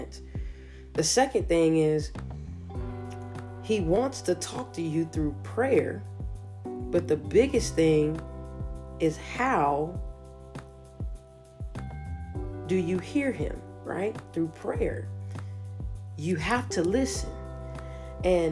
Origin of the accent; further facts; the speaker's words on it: Roanoke, Alabama, United States; I'm from Roanoke, Alabama, small time coach